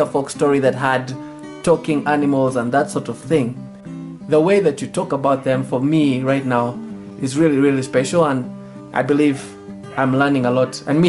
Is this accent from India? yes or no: no; southwest Uganda, Uganda; I come from the Bachiga people who are southwest of Uganda, and we are farming people, we grow crops